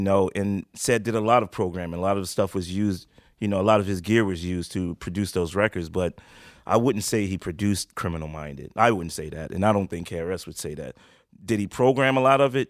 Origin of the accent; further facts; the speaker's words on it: New York City, New York, United States; also born or lived in Harlem, Manhattan; I was born in Manhattan in Harlem Hospital, but raised in the Bronx